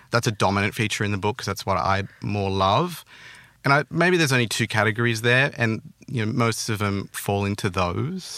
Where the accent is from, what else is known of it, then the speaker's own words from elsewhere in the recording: Australia; accent: Australian; I grew up, I was born there, um, till maybe, like, I don't know, eighteen when I went to uni. So I, that was pretty much my childhood